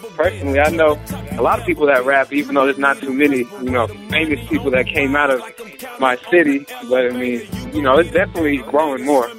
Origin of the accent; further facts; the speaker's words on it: Seattle, Washington, United States; I'm from Seattle, Washington. That's 206 in the West Coast